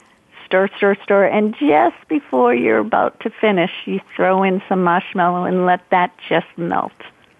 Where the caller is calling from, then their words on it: Boston, Massachusetts, United States; I'm in right outside of Boston, Massachusetts.